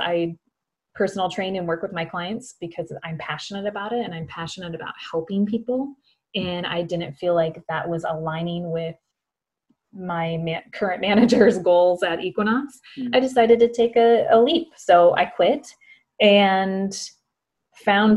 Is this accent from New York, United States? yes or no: no; Morristown, Minnesota, United States; accent: Minnesota; moved away as an adult; now in Los Angeles, United States; born and raised in Minnesota, a very small town called Morristown, Minnesota, to be exact.